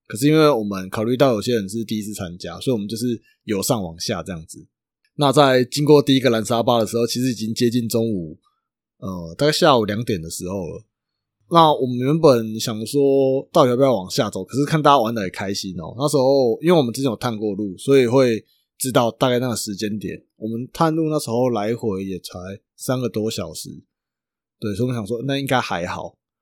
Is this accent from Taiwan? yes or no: yes; Chiayi, Taiwan; 我嘉义的